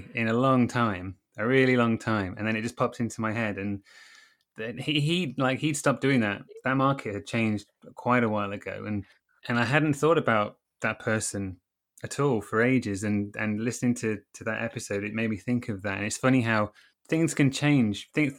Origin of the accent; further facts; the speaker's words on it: Grantham, East Midlands, United Kingdom; when I was a kid in the market, I grew up in Grantham in Lincolnshire, and there'd be a big market on a Saturday